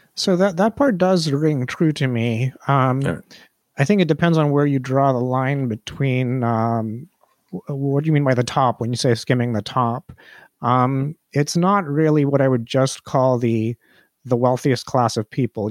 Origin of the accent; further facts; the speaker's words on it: India; now in United States; I'm Indian. I migrated to the United States from India